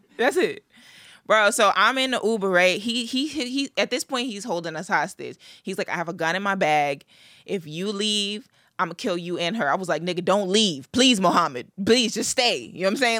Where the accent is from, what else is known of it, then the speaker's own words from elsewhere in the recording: Long Island, New York, United States; I'm from Long Island.